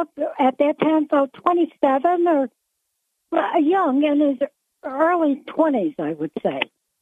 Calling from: Binghamton, New York, United States; I'm from the South Side, Binghamton.

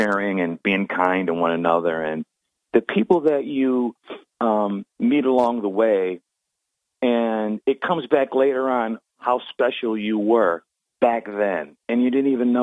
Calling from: Binghamton, New York, United States; calling from Binghamton.

